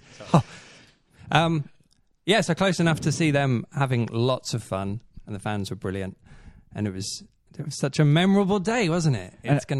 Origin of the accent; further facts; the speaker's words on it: Norwich, East of England, United Kingdom; I'm 34 years old and I'm from Norwich.